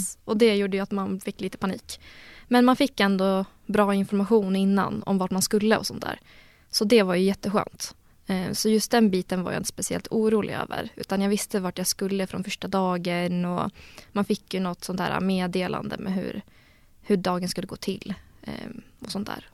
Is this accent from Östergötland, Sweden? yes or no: no; Gävle, Gävleborg County, Sweden; moved away as an adult; now in Uppsala, Sweden; jag är från Gävle egentligen